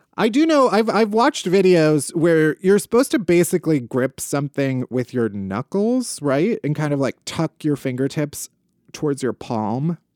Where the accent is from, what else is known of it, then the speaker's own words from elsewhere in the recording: Midwest, United States; I was raised very Midwestern.